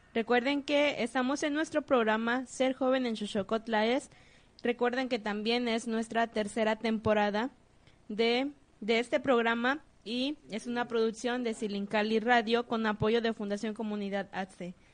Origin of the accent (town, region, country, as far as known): Mexico